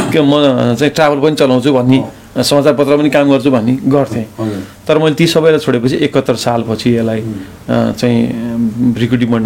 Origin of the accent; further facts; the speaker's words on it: Nepal; हामी नेपाली हौँ